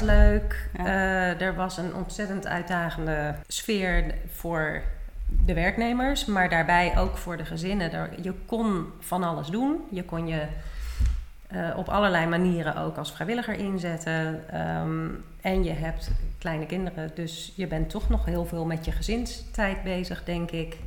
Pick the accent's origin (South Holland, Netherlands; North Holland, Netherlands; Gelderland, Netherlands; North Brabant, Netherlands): South Holland, Netherlands; The Hague; moved away as an adult; also born or lived in Maastricht / Enschede / Seattle / New Orleans; now in Almere, Netherlands; ik kom uit Den Haag.